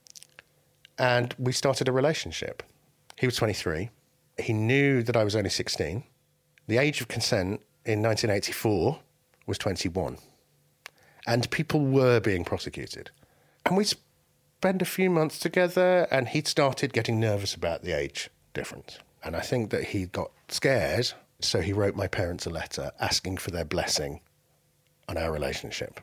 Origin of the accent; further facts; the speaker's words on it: England, United Kingdom; also born or lived in Baghdad, Iraq; I was born in Baghdad and I came to England when I was 2 years old